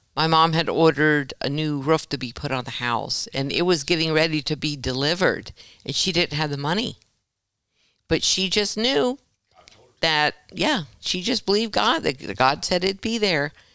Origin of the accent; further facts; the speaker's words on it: Vero Beach, Florida, United States; I was born in Vero Beach, Florida.